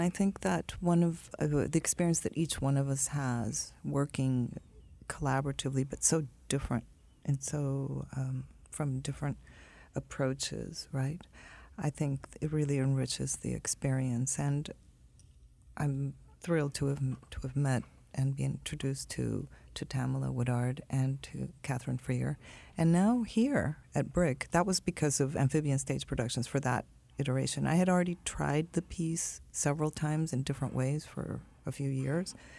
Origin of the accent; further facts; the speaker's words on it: Sinaloa, Mexico; I grew up in Sinaloa, I'm from Mexico